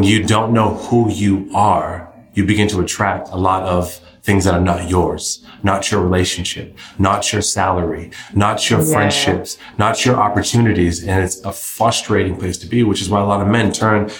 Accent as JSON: {"language": "English", "region": "New England", "country": "United States", "said": "I'm from New England"}